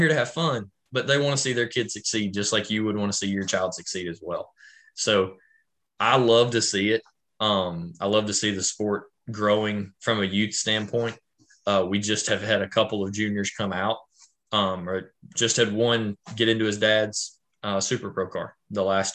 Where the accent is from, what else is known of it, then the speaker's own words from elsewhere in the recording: Tennessee, United States; moved away as an adult; also born or lived in Memphis, West Tennessee, North Mississippi; where I grew up in Tennessee